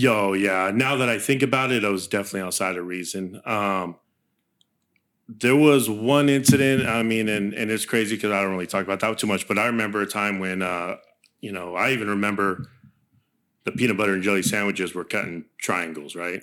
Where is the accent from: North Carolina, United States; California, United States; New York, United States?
California, United States; Santa Barbara; first language Spanish; English is a second language; I was born in Santa Barbara, California.